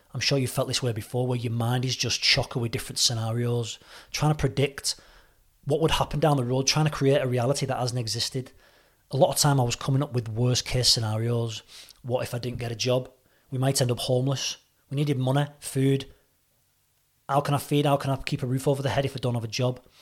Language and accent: English; St Helens, North West England, United Kingdom; moved away as an adult; also born or lived in Reading, Berkshire; At the age of twenty-three, two thousand four, I moved from Saint Helens, Merseyside to Reading, Berkshire to pursue a career in the M O D police